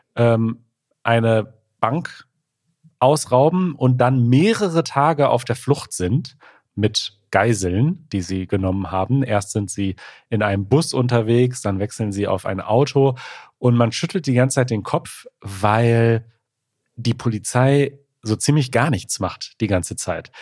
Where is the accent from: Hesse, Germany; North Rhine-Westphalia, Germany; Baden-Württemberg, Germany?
North Rhine-Westphalia, Germany; near Gladbeck; ich bin ganz in der Nähe von Gladbeck zur Schule gegangen